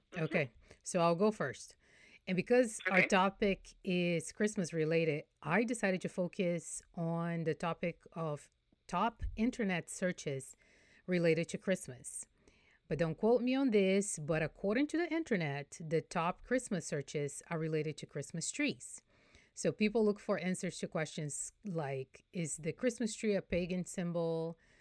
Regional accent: Brazil; now in Houston, United States; I'm from Brazil, I'm Brazilian

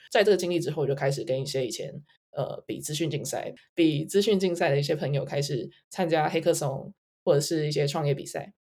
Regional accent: Taiwan; moved away as an adult; also born or lived in United States / Hong Kong / Singapore; 我在台湾就是长大念书，我是台大物理系，呃，辍学。在大学的时候创业，那，呃，从台湾开始，然后到美国、香港，有一些经验，最后是在新加坡

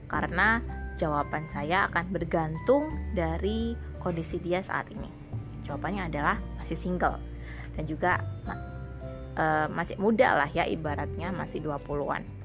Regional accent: Sidoarjo, East Java, Indonesia; karena saya aslinya Sidoarjo dan sangat jauh.

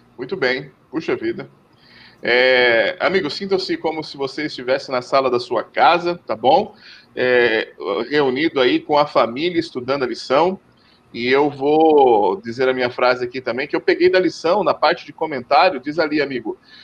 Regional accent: São Paulo, Brazil; paulistano como eu

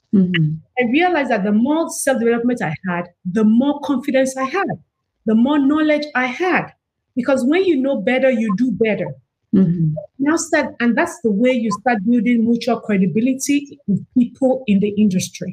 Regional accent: Nigeria; now in United States; I'm from Africa. I'm actually from Nigeria, proudly Nigerian

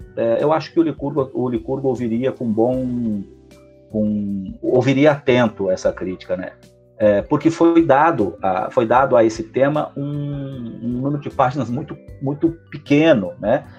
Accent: Lages, Santa Catarina, Brazil; moved away as an adult; eu nasci em Lages, vivi em Lages da minha adolescência é, e depois uma parte da, da vida adulta. É, logo até os 18 anos eu vivo em Lages

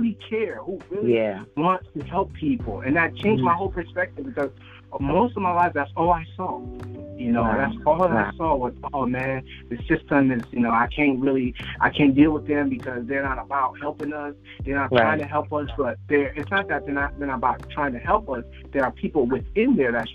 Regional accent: Liberia; now in United States; I'm originally from Liberia

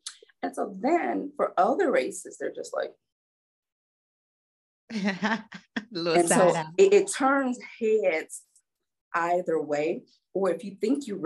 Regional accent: Alabama, United States; I'm from Alabama, so I'm, like, a Southern girl

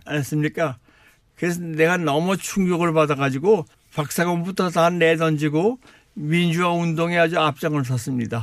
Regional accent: South Korea; moved away as an adult; also born or lived in Canada; now in Ontario, Canada; 세계에서 제일 좋은 나라 한국에서 태어났고 한국에서 자랐고 근데 31세 때 또 세계에서 또, 또, 또 제일 좋은 나라 카나다에서 날 모셔갔습니다

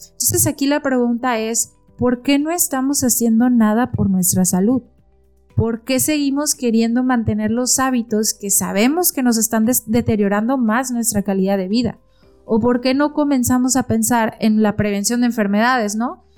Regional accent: Mexico; soy nutrióloga mexicana

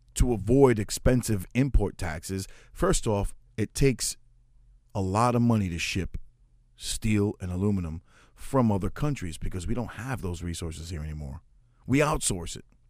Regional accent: United States; I'm an American of Puerto Rican descent. I'm second generation born here in the United States

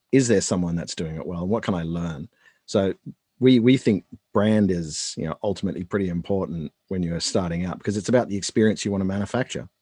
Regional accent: Australia; moved away as an adult; now in United States; I'm Australian

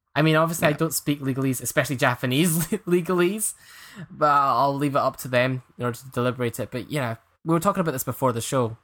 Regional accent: east of Scotland, United Kingdom; my hometown's a small place in east of Scotland

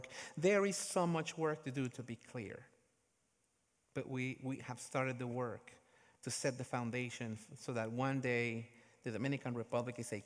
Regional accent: Guatemala; my home country, Guatemala

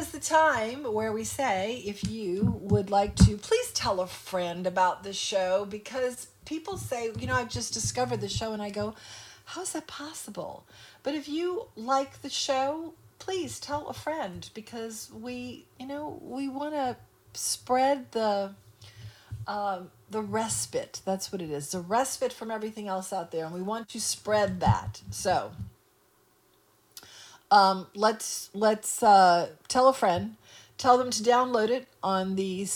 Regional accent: New Orleans, Louisiana, United States; I grew up in New Orleans, you know, but I am not a New Orleanian at heart.

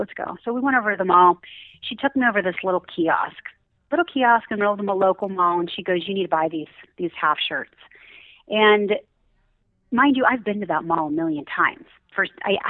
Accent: Pittsburgh, Pennsylvania, United States; moved away as an adult; now in Utah, United States; I'm actually from Pittsburgh

